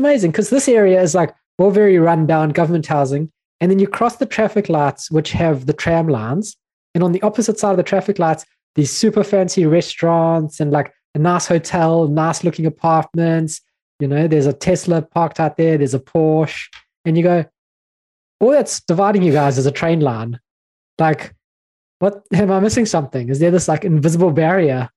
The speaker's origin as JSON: {"language": "English", "country": "South Africa", "said": "I'm from South Africa."}